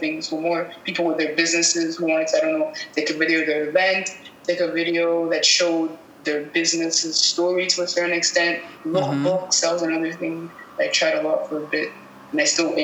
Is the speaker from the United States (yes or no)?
no; Cameroon; moved away as an adult; also born or lived in Montreal, Canada; I'm originally from Cameroon, and I found that when I moved to Canada, to Montreal specifically